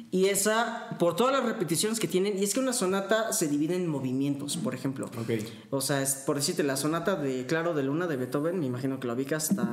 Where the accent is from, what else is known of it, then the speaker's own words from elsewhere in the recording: Puebla, Mexico; sí, sí, soy de Puebla.